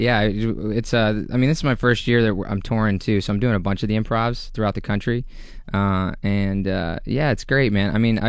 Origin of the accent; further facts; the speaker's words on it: Pittsburgh, Pennsylvania, United States; moved away as an adult; now in Los Angeles, United States; this is my hometown.